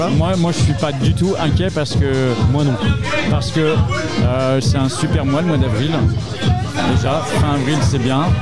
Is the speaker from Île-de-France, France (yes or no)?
no; Dinan, Brittany, France; étant donné que je viens de la région de Dinan, c'est un peu sur la route pour rentrer chez moi